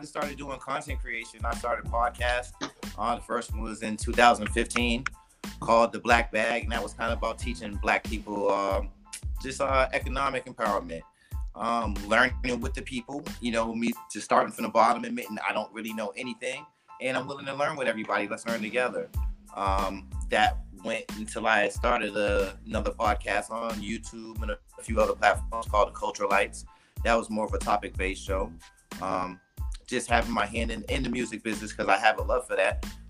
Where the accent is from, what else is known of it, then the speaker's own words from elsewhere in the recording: Boston, Massachusetts, United States; also born or lived in North Carolina; now in Miami, United States; I'm originally from Boston, Massachusetts. And I spent a lot of my life in North Carolina, Eastern North Carolina and North Carolina. Now I've been in Miami area.